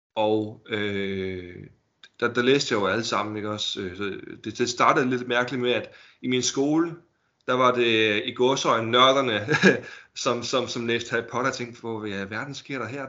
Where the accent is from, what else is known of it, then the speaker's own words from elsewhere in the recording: Holbæk, Zealand, Denmark; Jeg er fra Holbæk.